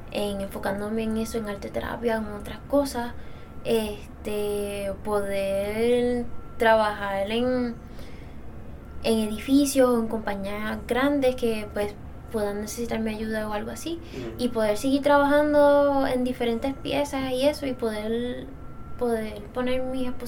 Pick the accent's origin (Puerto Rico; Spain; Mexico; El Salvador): Puerto Rico; Dorado; Ah, yo soy de Dorado